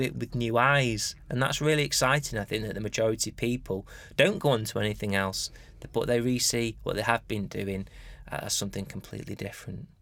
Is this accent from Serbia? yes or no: no; United Kingdom; being British and particularly being Anglican